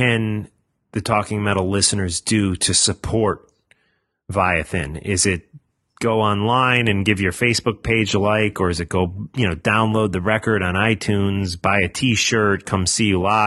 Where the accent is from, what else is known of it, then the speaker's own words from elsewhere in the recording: United States; As an American, I was recently up in Canada